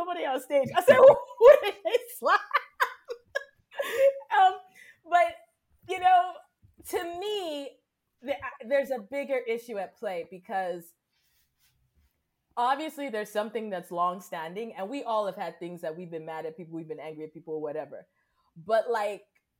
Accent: Cameroon; I grew up in Cameroon

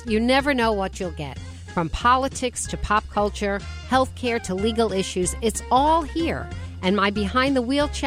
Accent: Westport, Connecticut, United States; Westport, my hometown

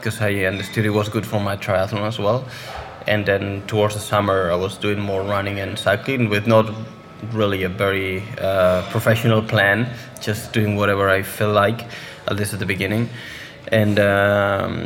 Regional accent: northwest Spain, Spain; English is a second language; I grew up like 100K from there, in another small town.

